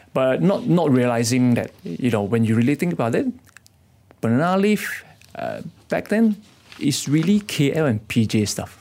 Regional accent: Kedah, Malaysia; moved away as an adult; now in Kuala Lumpur, Malaysia; I come from Kedah

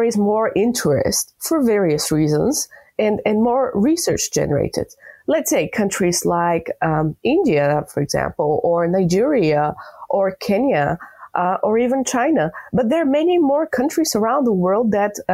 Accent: Bulgaria; I'm from Bulgaria

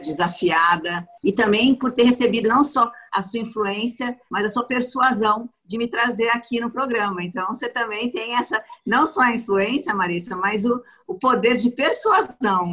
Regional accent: Maringá, Paraná, Brazil; moved away as an adult; now in São Paulo, Brazil; eu sou paranaense, eu sou maringaense. Eu não sou paulistana. A minha cidade é do tamanho de um bairro de São Paulo.

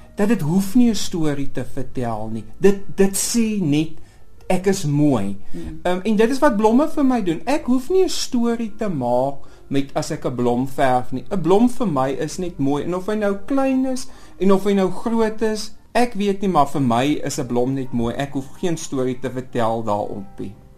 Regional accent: southern Namibia, Namibia; ek kom eintlik maar van Namibië af en ek bedoel ek kom in die suide van Namibië

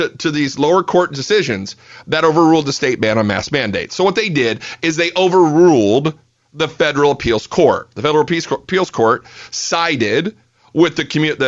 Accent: Fort Wayne, Indiana, United States; now in Texas, United States; I'm a Hoosier. I was born in Fort Wayne, Indiana, a long time ago because I'm old, but I got to Texas as fast as I could

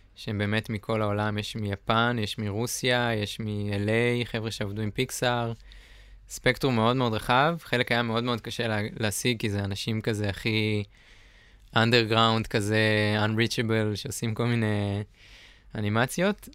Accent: Northern Israel, Israel; moved away; אני מהצפון במקור

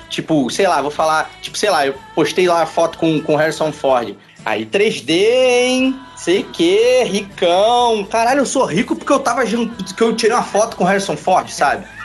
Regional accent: Bahia, Brazil; É, rapaz, eu sou baiano, eu tenho que mostrar

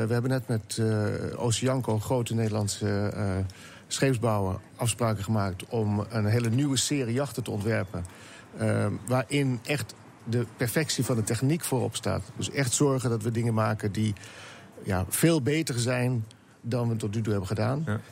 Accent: Netherlands; als Nederlander

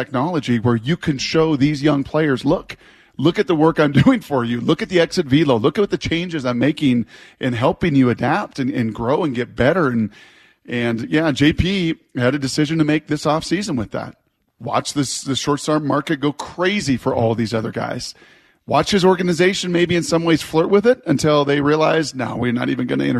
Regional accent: Puyallup, Washington, United States; My people that started in Puyallup in a warehouse in my hometown.

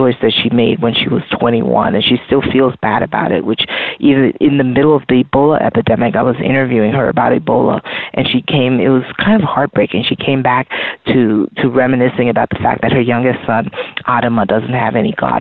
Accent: Liberia; now in United States; I'm from Liberia originally, but I've lived in the United States

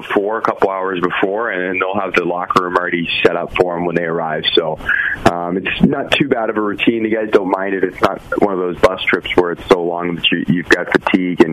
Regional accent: Santa Cruz, California, United States; I grew up in Santa Cruz, so I listened to Sharks games as a kid

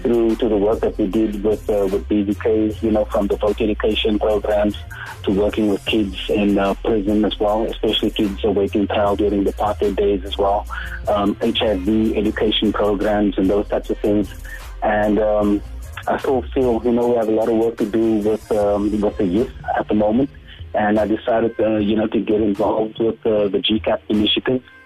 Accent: Cape Town, Western Cape, South Africa; also born or lived in Mitchell's Plain; I grew up in in District Six. Um, of course, you know our, our families among those that were relocated to to Mitchell's Plain

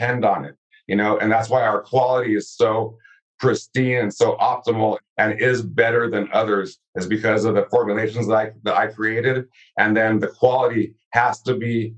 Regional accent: California, United States; born or raised there

